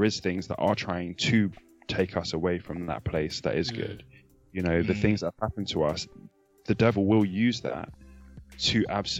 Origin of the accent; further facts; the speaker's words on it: Nigeria; especially as a Nigerian male Christian.